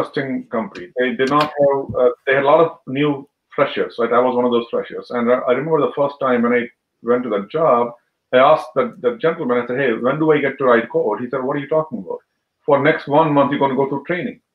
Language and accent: English; Jammu and Kashmir, India; moved away as an adult; now in United States; I was born there. And I was in the school, I think, until 10th grade, I was in Kashmir.